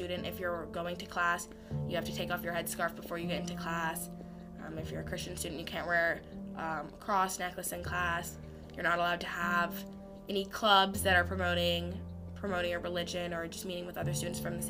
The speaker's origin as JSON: {"language": "English", "region": "New Jersey", "country": "United States", "said": "I'm from New Jersey"}